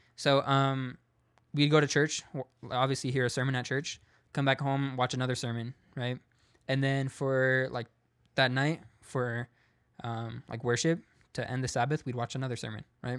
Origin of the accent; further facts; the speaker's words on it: San Diego, California, United States; I was born in San Diego. Um, grew up in America, in San Diego, California